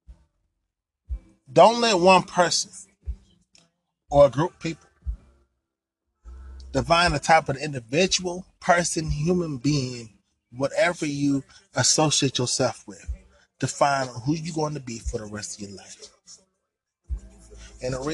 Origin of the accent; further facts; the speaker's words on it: United States; I am African American. I am a black man